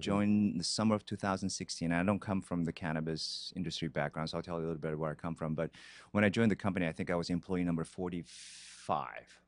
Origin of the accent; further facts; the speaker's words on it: Brazil; moved away as an adult; also born or lived in Korea / Boston; now in Los Angeles, United States; was born in Korea. I was raised in Brazil